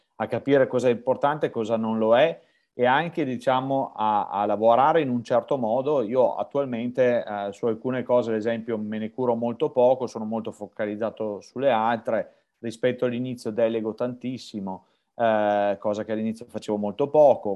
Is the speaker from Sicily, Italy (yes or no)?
no; Verona, Veneto, Italy; Io sono di Verona.